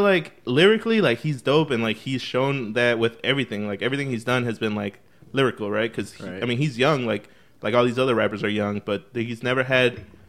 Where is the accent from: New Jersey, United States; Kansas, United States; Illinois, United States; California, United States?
Illinois, United States; Chicago; we're from Chicago